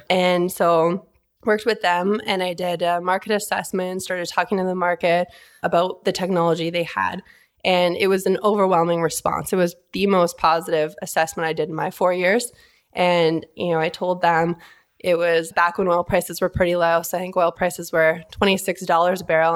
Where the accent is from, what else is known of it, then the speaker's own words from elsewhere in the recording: Vancouver, British Columbia, Canada; moved away as an adult; also born or lived in Toronto; now in Calgary, Canada; born and raised in Vancouver, up in Canada